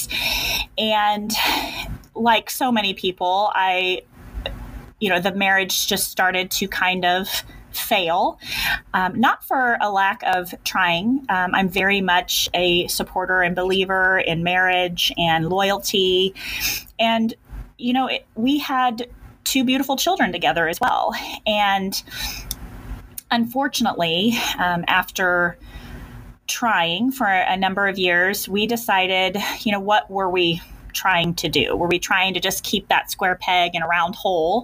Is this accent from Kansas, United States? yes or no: yes; Kansas, United States; I'm a Kansas girl. I have been born and bred in Kansas